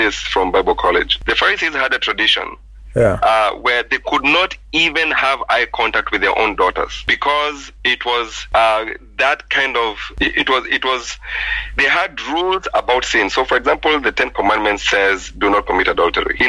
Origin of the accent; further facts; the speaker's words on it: Kenya; I was from middle-class Kenya and I couldn't speak my mother tongue, you know, very eloquently